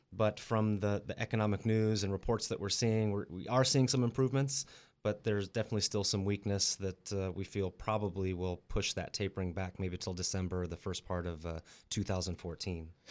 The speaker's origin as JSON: {"language": "English", "region": "Colorado", "country": "United States", "tie": "born or raised there", "also_born_or_lived": "Las Vegas", "moved": "as an adult", "lives_now": "Central Coast, California, United States", "said": "I grew up in Colorado, and I did a little stint in Las Vegas for a couple of years"}